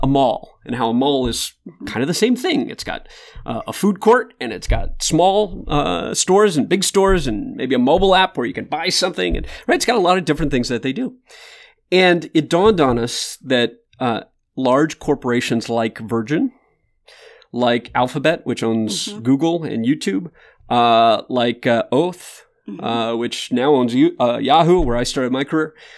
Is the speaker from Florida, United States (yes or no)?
no; Michigan, United States; now in Austin, United States; I grew up in Michigan